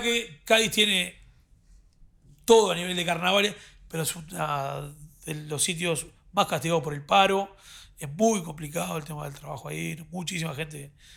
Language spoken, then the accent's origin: Spanish; Uruguay; moved away as an adult; now in Madrid, Spain; somos uruguayos